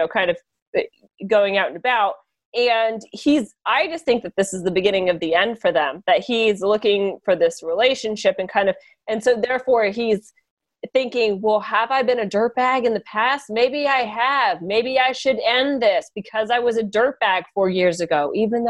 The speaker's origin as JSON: {"language": "English", "region": "Kansas", "country": "United States", "tie": "born or raised there", "said": "my home state of Kansas"}